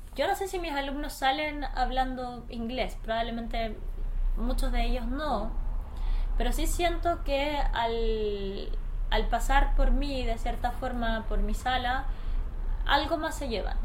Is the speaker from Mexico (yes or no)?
no; Chile; also born or lived in Easter Island; yo como chilena